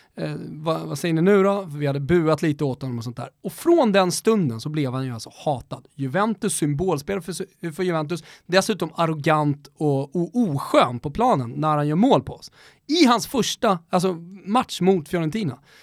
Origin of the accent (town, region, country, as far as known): Rönninge, Stockholm County, Sweden; also born or lived in Florence / Lund